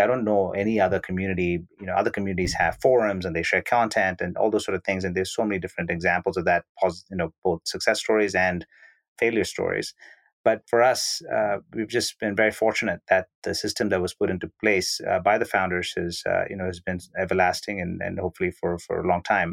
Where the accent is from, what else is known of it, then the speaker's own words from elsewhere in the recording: Bangalore, Karnataka, India; originally I was born and brought up in Bangalore, India